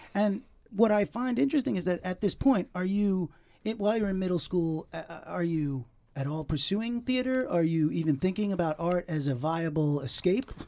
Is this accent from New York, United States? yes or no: yes; Long Island, New York, United States; my temple, I was an Orthodox temple where I grew up in Long Island